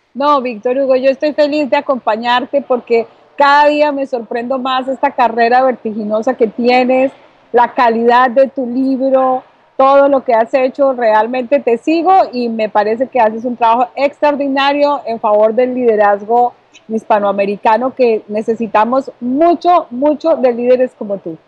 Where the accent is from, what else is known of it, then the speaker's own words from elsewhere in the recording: Bogotá, Colombia; now in Miami, United States; yo soy colombiana, nací en Bogotá y gracias a Dios ahora estoy aquí ubicándome en la ciudad de Miami desde la Florida